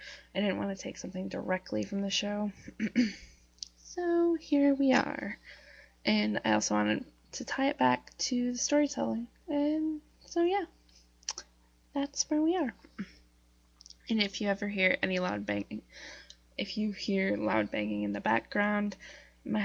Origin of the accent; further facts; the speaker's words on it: Northeast Wisconsin, United States; I'm a writer from Northeast Wisconsin